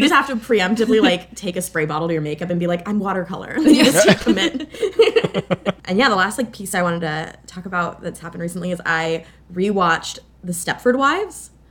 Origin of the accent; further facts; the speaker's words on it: Florida, United States; I am from Florida